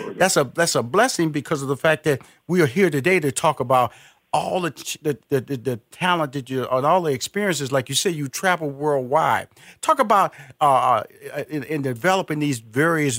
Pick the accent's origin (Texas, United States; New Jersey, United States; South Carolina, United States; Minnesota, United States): Texas, United States; Houston; I'm from Houston, Texas